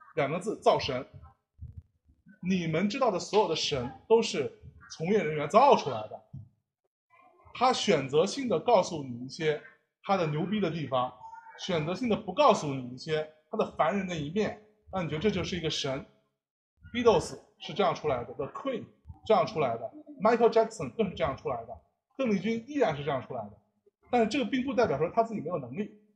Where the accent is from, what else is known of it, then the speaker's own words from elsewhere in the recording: Jiangsu, China; 因为我是江苏人嘛